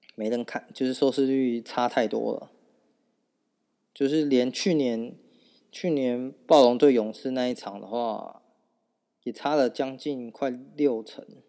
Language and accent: Chinese; Taiwan; 我们台湾人